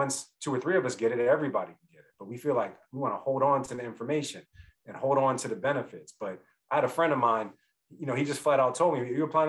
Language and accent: English; Philadelphia, Pennsylvania, United States; I'm from Philly